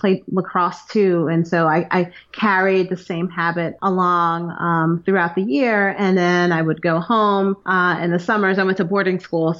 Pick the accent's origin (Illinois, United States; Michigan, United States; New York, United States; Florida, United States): New York, United States; New York City; moved away as an adult; also born or lived in Maryland / New Jersey; now in Raven Gap, United States; I'm originally from New York, from Brooklyn, New York